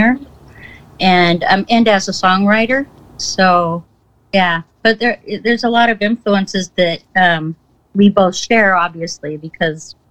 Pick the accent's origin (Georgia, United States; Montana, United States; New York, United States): Montana, United States; moved away as an adult; now in Seattle, United States; I'm from Montana, a very small town in Montana